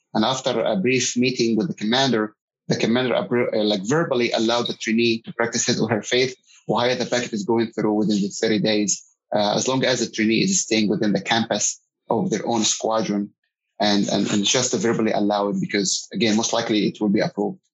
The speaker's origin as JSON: {"language": "English", "country": "Egypt", "moved": "as an adult", "lives_now": "San Antonio, United States", "said": "I'm originally from Egypt, and I came here in the United States about 20 years ago as a student"}